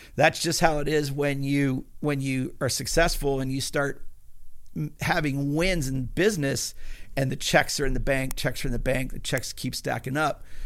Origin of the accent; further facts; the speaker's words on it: Pennsylvania, United States; I was a hillbilly from Pennsylvania